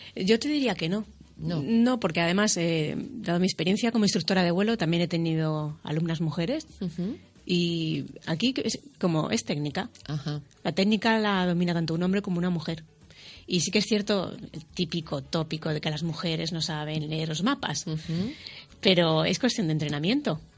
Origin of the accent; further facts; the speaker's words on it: Spain; Yo soy la primera española